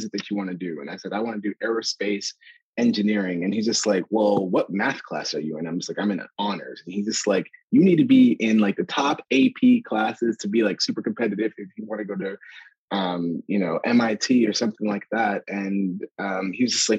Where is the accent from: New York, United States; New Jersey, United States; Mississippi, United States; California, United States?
New York, United States; Ithaca; also born or lived in Canada / Ghana (family); So I was born in Canada. When we came to the US, we came to Ithaca, New York.